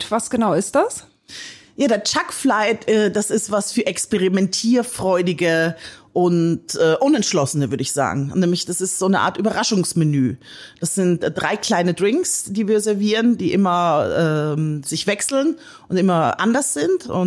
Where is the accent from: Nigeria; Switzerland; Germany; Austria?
Austria; Ich komme ja aus Österreich. Ich liebe österreichisches Essen.